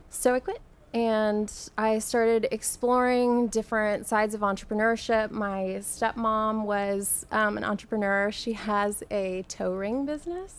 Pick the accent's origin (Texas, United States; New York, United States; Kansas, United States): Texas, United States; San Antonio; I grew up in San Antonio